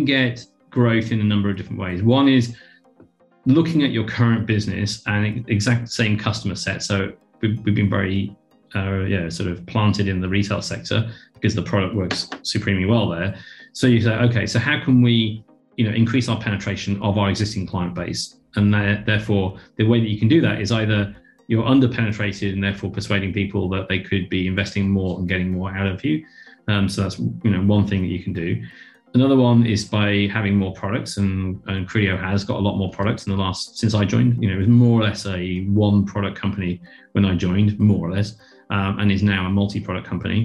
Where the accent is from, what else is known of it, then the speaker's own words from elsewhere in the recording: United Kingdom; moved away as an adult; now in Australia; coming in as a Brit